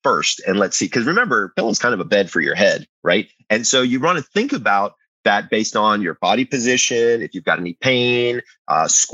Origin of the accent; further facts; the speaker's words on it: Atlanta, Georgia, United States; I grew up in Atlanta